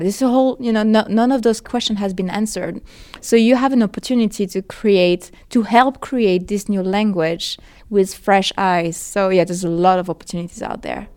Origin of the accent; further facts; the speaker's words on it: France; English is a second language; now in Los Angeles, United States; so I'm from France originally, in case you haven't noticed my accent, and I live now in Los Angeles